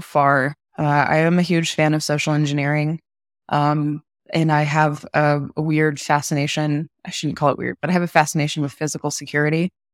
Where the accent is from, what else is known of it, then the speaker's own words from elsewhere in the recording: Texas, United States; born and raised in Texas